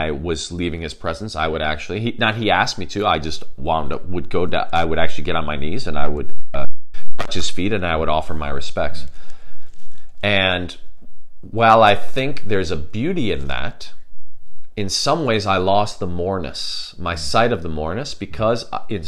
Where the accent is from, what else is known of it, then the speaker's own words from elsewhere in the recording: Chicago, Illinois, United States; where I grew up in Chicago, obviously in the United States of America